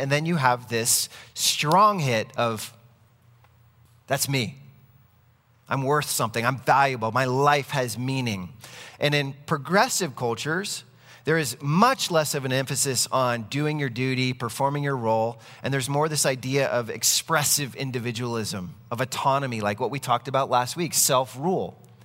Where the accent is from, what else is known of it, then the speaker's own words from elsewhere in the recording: United States; I am an American citizen